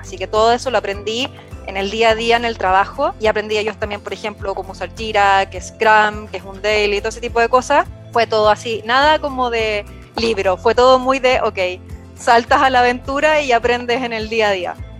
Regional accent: Viña del Mar, Valparaíso, Chile; moved away as an adult; now in Santiago, Chile; Yo actualmente vivo en Santiago de Chile, originalmente soy de Viña del Mar, de la costa en Chile

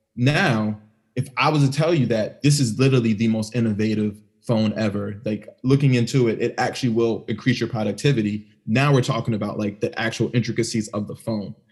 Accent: Maryland, United States; I grew up in Maryland. You know, the DMV

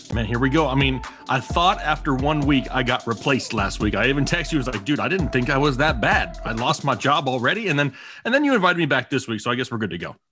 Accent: Arizona, United States; I grew up in Arizona

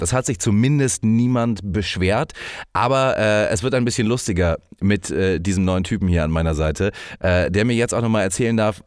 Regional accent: Hamburg, Germany; moved away; dass ich aus der großen Stadt Hamburg komme

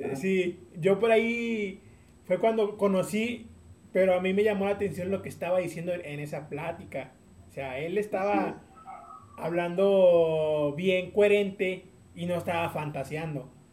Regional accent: Tampico, Tamaulipas, Mexico; now in San Luis Potosí, Mexico; yo soy de Tampico, Tamaulipas

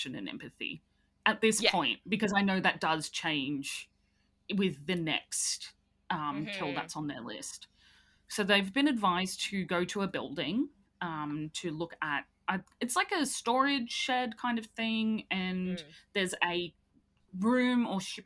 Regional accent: Ireland; as an Irish person

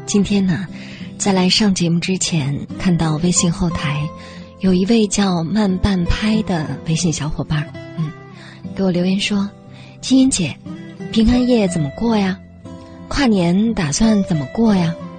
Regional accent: China; 我们中国人其实是不过圣诞节的

